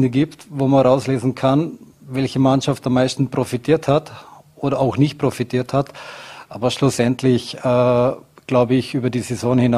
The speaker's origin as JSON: {"language": "German", "region": "Vorarlberg", "country": "Austria", "said": "als Vorarlberger sitzt man sehr, sehr, sehr viel im Zug und die Reisen sind weit und lang."}